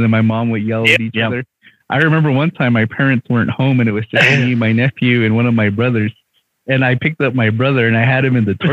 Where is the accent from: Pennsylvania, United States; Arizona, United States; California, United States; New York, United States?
Arizona, United States; growing up on the Reds, like, there aren't a lot of black people around on the Reds